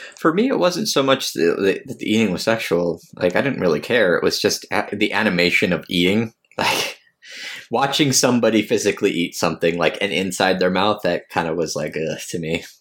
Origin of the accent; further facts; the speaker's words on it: United States; I'm American.